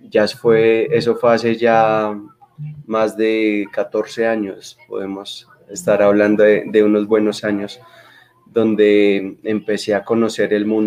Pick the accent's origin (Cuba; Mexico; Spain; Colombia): Colombia; Bogota; Eh, soy bogotano, soy bogotano, tengo dos hermanos, soy el de la mitad, mis padres son de orígenes boyacenses